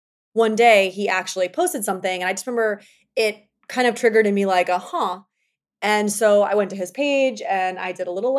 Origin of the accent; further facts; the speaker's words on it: New York City, New York, United States; It could be I'm a New Yorker and like I make things happen when I say they're going to happen.